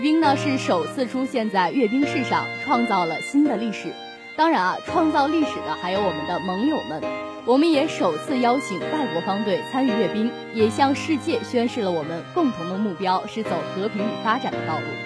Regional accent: China; 自己作为一个中国人是深深感到骄傲

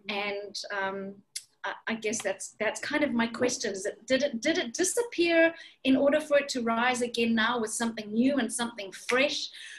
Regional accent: Zimbabwe; born there; I was born in Zimbabwe, and I've lived in many countries around the world

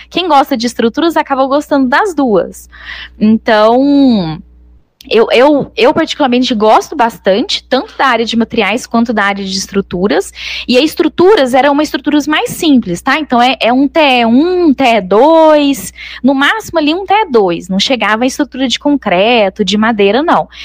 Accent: Araguari, Minas Gerais, Brazil; also born or lived in Canada; nasci em Araguari

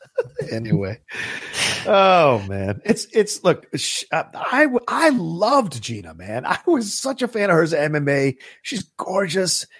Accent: Virginia, United States; I grew up in Virginia

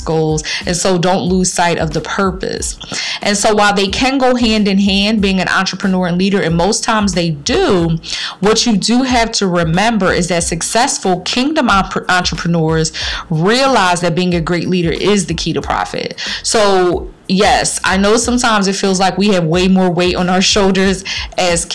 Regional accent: Philadelphia, Pennsylvania, United States; my city, my hometown of Philadelphia

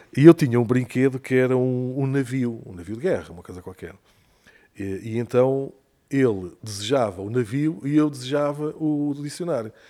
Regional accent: Douro, Portugal; also born or lived in Maputo, Mozambique; Eu vim em 74, em outubro de 74, e quando viemos para cá, fomos viver para a aldeia, da, para a terra da minha mãe, uma aldeia no Douro

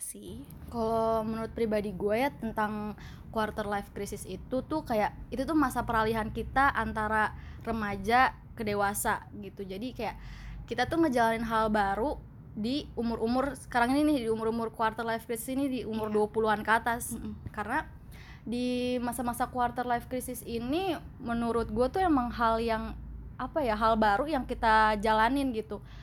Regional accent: Tangerang, Banten, Indonesia; moved away as an adult; now in Bandung, Indonesia; gue sebagai orang Tangerang yang bobrok

